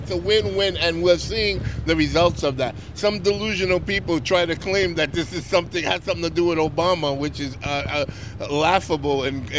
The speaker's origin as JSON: {"language": "English", "region": "New York", "country": "United States", "tie": "born or raised there", "said": "No, I'm from New York, born and raised."}